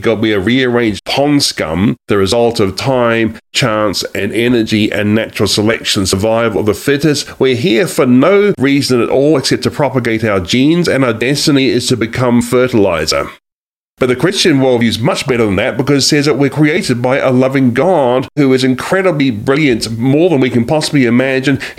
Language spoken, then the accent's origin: English; New Zealand; moved away as an adult; also born or lived in Australia; now in United States; I am actually from a different country, as you can probably tell by now. I'm from New Zealand and Australia, but I have lived in this country for nine years.